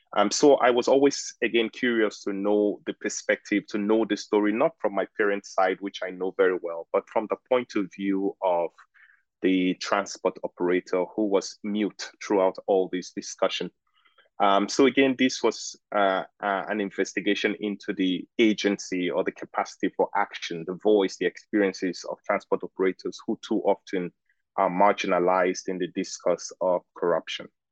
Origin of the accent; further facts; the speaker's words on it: Lagos, Nigeria; moved away as an adult; also born or lived in Oxford; I am Nigerian and I grew up in Lagos